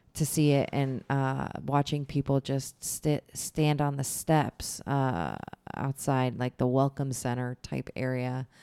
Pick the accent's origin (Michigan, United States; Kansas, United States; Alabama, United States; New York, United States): Michigan, United States; moved away; growing up in Michigan